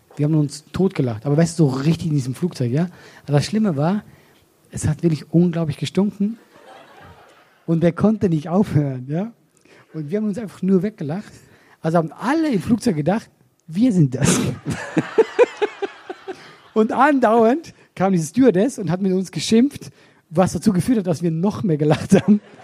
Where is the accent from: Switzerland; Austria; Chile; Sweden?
Switzerland; moved away as an adult; now in Germany; ich komme aus der Schweiz